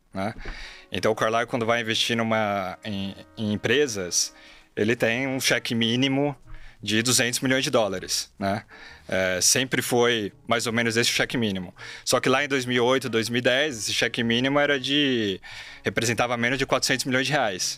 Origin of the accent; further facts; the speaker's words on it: São Bernardo do Campo, São Paulo, Brazil; eu nasci e cresci em São Bernardo do Campo, né, no ABC Paulista